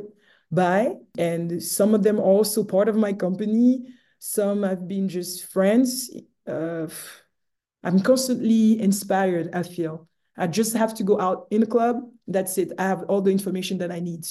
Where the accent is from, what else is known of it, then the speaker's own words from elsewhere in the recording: Romandy, Switzerland; moved away; growing up in Switzerland